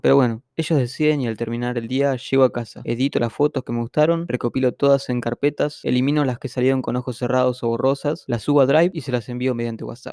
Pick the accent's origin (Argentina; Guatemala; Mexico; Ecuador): Argentina; also born or lived in Buenos Aires; vivo en Capital Federal, soy argentino